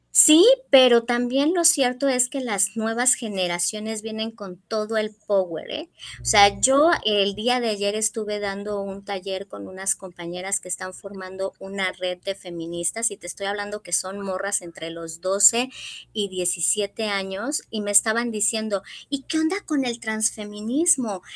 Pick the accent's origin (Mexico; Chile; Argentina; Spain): Mexico; Morelos; also born or lived in Mexico City; Soy de la Ciudad de México, pero desde muy pequeña vivo en Morelos, o sea que ya soy guayaba, adoptada, pero soy ya guayaba